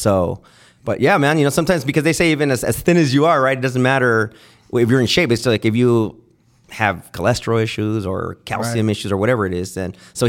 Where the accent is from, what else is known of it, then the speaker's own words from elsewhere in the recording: Santa Ana, California, United States; I'm born and raised in Santa Ana